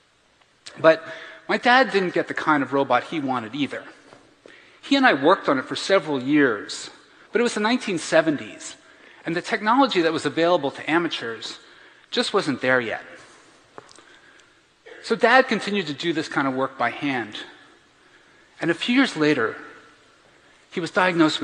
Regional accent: Bethlehem, Pennsylvania, United States; I grew up in Bethlehem, Pennsylvania

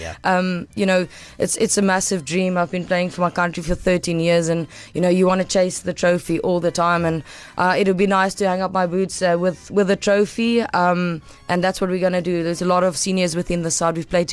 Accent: South Africa; you grow up as a South African with rugby and cricket and soccer

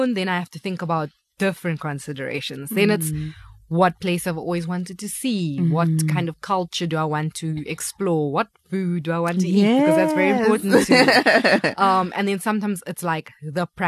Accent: Cape Town, Western Cape, South Africa; moved away; also born or lived in Stellenbosch; Cape Town, I have a very difficult relationship with my hometown

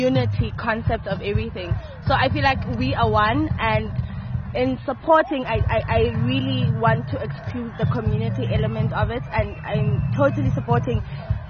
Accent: Eswatini; I'm from Swaziland

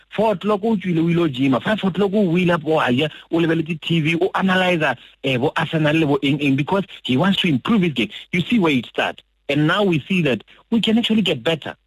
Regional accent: Muleji, Limpopo, South Africa; I'm from Muleji.

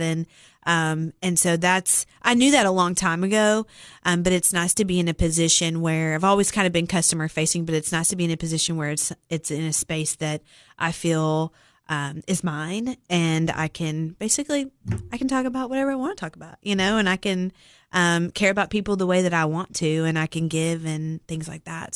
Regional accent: Cookeville, Tennessee, United States; I was born and raised here in Cookville. Um, spent all of my life here

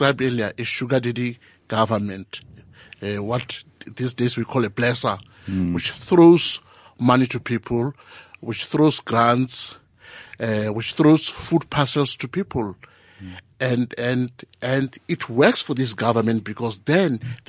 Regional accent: Venda, Limpopo, South Africa; born or raised there; also born or lived in Alexandra, Johannesburg

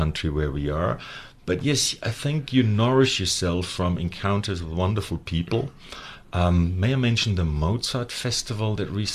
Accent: Germany; moved away; I was lucky enough to be born in Western Germany

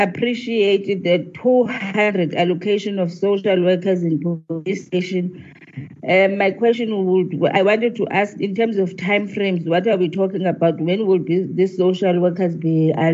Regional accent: Eastern Cape, South Africa; I'm from the Eastern Cape.

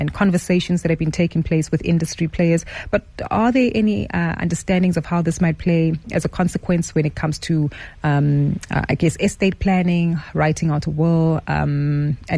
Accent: South Africa; South African consumers

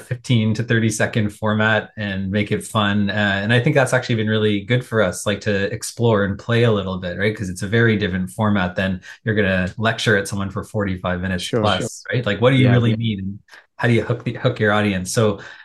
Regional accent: Toronto, Ontario, Canada; I'm a Toronto kid

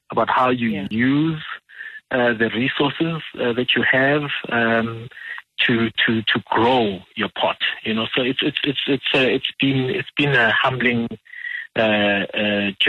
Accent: Soweto, Gauteng, South Africa; I'm a simple Soweto boy. I'm born and bred in Dube.

